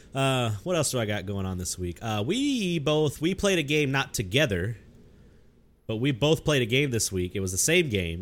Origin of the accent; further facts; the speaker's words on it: the South, United States; I grew up in the South.